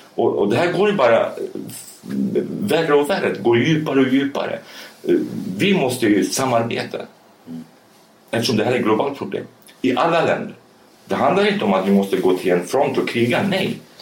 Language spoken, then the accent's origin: Swedish; Sweden; also born or lived in Rojava, Syria; Jag är kurd, okej, okay, men jag är uppvuxen i Sverige